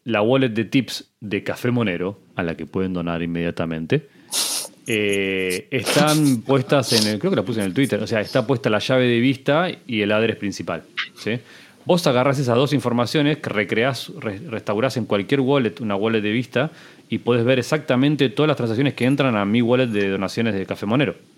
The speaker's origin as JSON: {"language": "Spanish", "country": "Argentina", "said": "te lo digo como argentino"}